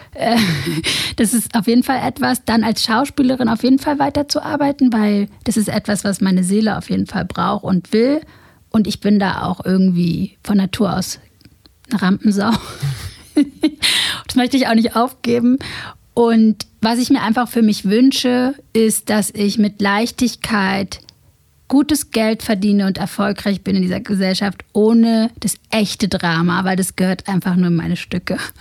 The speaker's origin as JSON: {"language": "German", "region": "Berlin", "country": "Germany", "tie": "born or raised there", "said": "ich bin in Morbid groß geworden"}